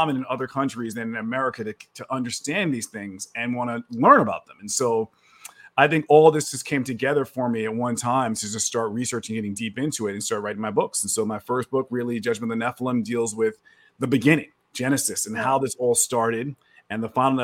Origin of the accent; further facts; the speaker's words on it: New York City, New York, United States; moved away as an adult; now in Texas, United States; I'm from New York. I live in Texas now. I was born and raised in New York City